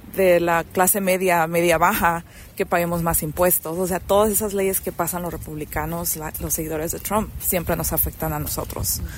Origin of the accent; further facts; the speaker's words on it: Mexico; now in Nevada, United States; yo soy una inmigrante mexicana